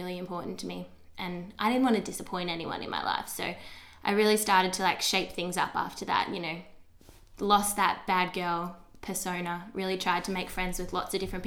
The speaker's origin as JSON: {"language": "English", "town": "Geelong", "region": "Victoria", "country": "Australia", "tie": "born or raised there", "said": "I grew up in Geelong my whole entire life"}